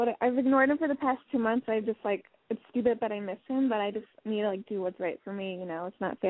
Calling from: Portland, United States; I'm from Portland, and I'm 22.

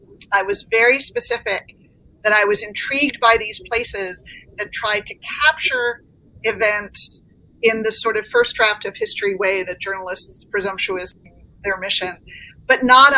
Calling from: Stamford, Connecticut, United States; Stamford, Connecticut, where I have been in, you know, our pandemic lockdown.

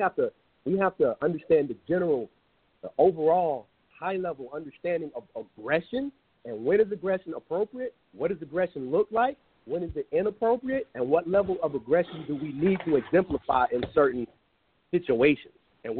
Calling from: Dallas, Texas, United States; I am calling from Dallas, Texas.

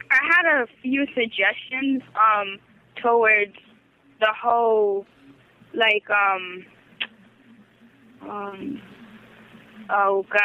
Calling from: Brooklyn, New York, United States; I'm calling from New York, Brooklyn.

